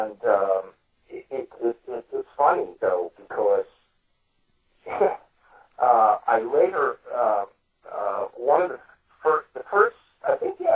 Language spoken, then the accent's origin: English; New York City, New York, United States; I'm from Brooklyn. We didn't have trailers